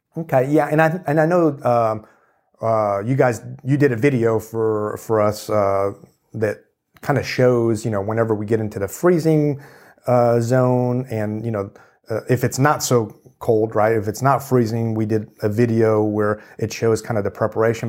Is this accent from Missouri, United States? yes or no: yes; Kansas City, Missouri, United States; now in Texas, United States; I grew up in Kansas City